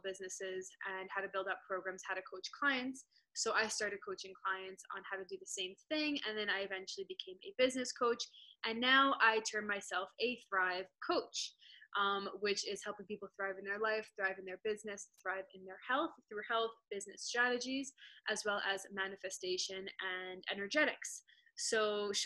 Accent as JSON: {"language": "English", "region": "New York", "country": "United States", "moved": "yes", "lives_now": "Denver, United States", "said": "I'm initially from New York"}